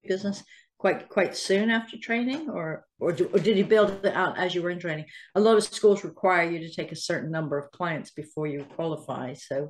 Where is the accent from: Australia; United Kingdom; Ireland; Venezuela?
United Kingdom; Salisbury, South West England; moved away; I'm from Salisbury originally, so I know Poole quite well.